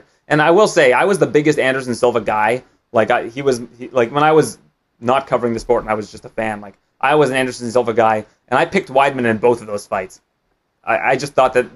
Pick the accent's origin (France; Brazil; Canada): Canada; as a Canadian